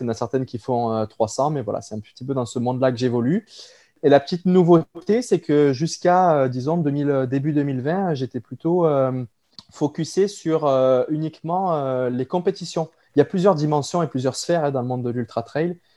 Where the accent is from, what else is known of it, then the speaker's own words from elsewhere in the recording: France; moved away as an adult; now in Quebec, Canada; je suis originaire de la France